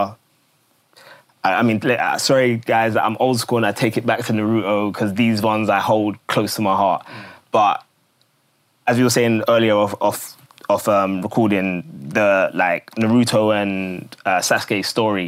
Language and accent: English; London, United Kingdom; I grew up in Woolwich